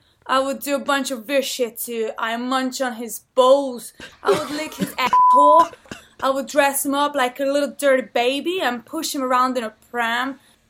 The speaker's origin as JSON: {"language": "English", "country": "Hungary", "said": "I'm from Hungary"}